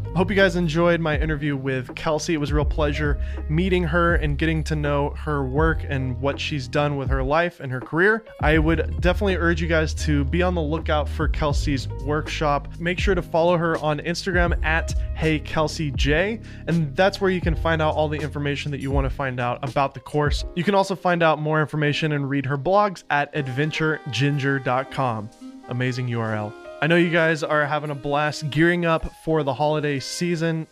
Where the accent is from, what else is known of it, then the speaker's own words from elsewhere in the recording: Southern United States, United States; accent: Southern; my Southern accent